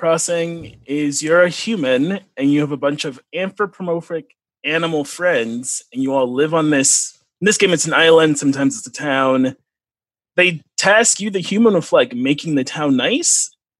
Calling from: Grand Rapids, Michigan, United States; I am in Grand Rapids, Michigan.

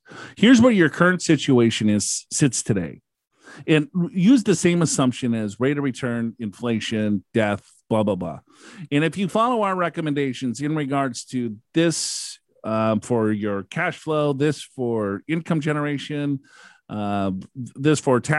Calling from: Abilene, Texas, United States; from Abilene.

